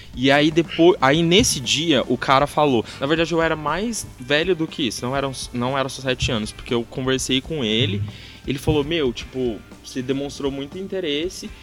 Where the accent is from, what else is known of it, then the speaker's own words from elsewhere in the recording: Franca, São Paulo, Brazil; also born or lived in Uberlândia; Eu sou nascido em Uberlândia, mas só nascido. Eu fui só para nascer mesmo, e aí eu já vim pra Franca com, sei lá, algumas semanas de, de idade. E aí eu tô aqui desde então.